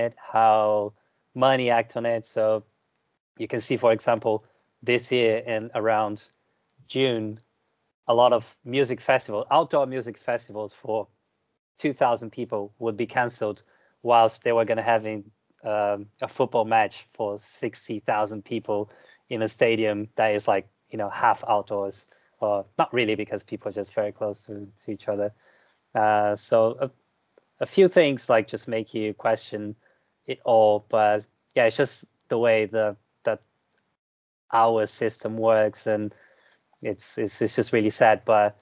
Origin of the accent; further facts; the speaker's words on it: Brazil; moved away as an adult; now in United Kingdom; I am from Brazil